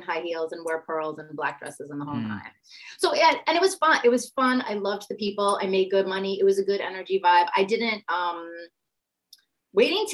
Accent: New York, United States; I'm from New York

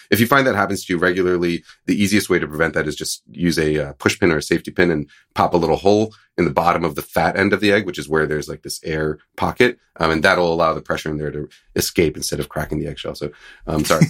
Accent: East Coast, United States; moved away; I grew up in the East Coast, so I called it Hellmann's

